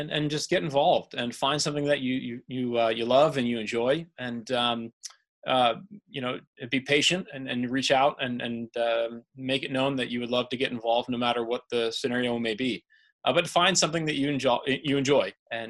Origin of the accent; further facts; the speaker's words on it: Pittsburgh, Pennsylvania, United States; born there; also born or lived in Denver / Indiana; now in Naperville, United States; You know, I was born in Pittsburgh. I lived in Denver for a little while, so I went to school in Indiana.